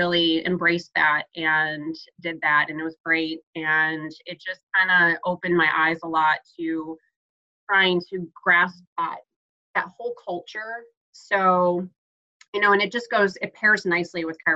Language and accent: English; Chicago, Illinois, United States; also born or lived in Florida / Orlando, Florida; now in Nashville, United States; I'm originally from Chicago and lived in Florida